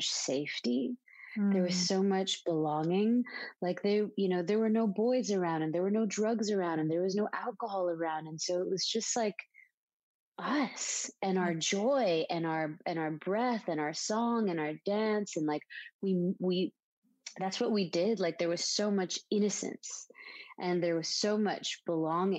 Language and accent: English; Dhahran, Eastern Province, Saudi Arabia; moved away as an adult; now in Los Angeles, United States; I'm from Saudi Arabia. I was born and raised there. I grew up in such an interesting place called Saudi Aramco